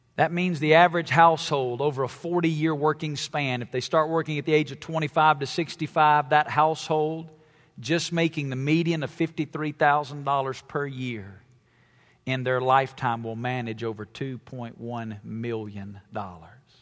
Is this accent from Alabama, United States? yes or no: yes; Alabama, United States; I grew up in Alabama